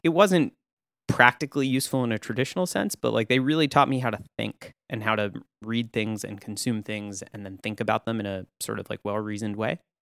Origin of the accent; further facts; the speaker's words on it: Austin, Texas, United States; moved away as an adult; also born or lived in Tewksbury, Massachusetts / Saint Louis / Chicago; I grew up in Austin, Texas